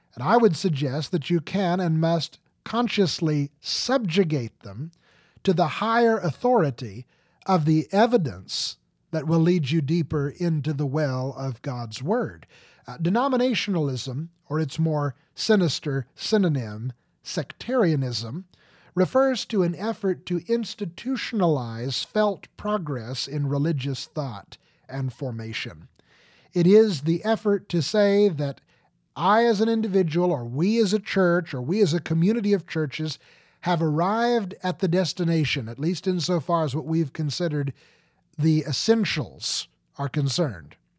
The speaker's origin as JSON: {"language": "English", "country": "United States", "said": "I do not often find people who cannot read at all in my home country"}